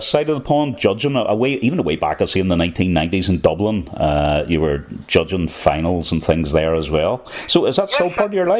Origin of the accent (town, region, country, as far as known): Northern Ireland, United Kingdom